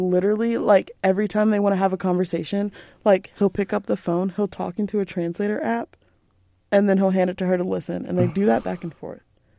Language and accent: English; Texas, United States; I'm definitely from Texas